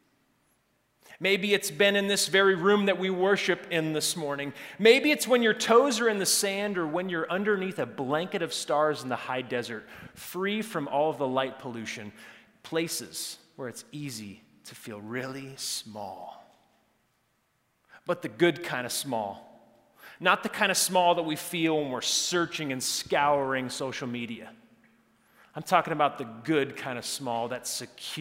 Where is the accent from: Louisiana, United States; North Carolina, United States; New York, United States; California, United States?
California, United States; Santa Cruz; my hometown in Santa Cruz